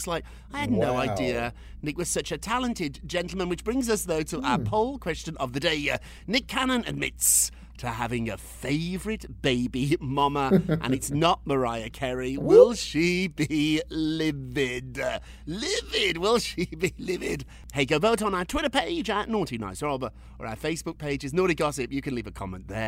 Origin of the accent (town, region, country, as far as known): United Kingdom; now in United States